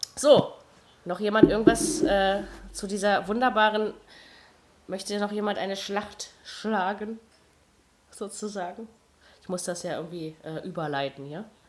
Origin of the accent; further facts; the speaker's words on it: Berlin, Germany; als Berliner